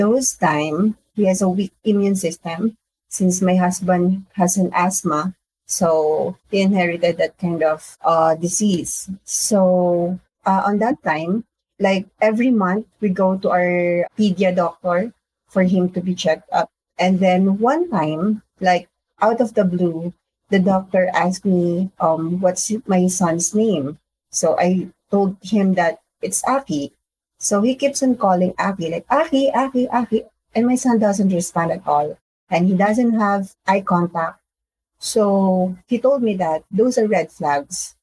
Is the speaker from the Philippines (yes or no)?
yes; Philippines; I am from the Philippines.